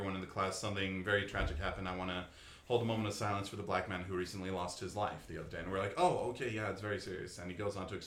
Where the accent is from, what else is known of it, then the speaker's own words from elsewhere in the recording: Layton, Utah, United States; also born or lived in Poway, California / Orem, Utah / Salt Lake City, Utah; we moved here to Utah when I was about 2 years old, but since then has pretty much spent my whole life here